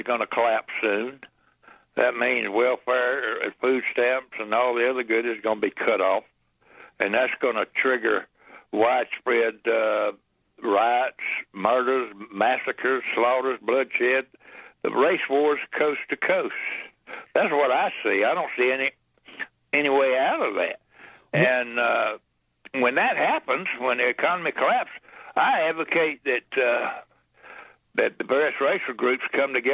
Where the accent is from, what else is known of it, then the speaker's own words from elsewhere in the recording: Missouri, United States; I'm from Missouri, not Montana